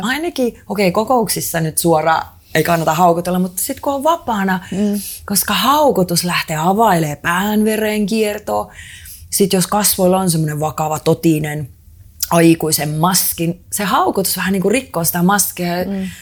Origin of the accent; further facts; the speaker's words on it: Estonia; mä oon itse Eestistä kotoisin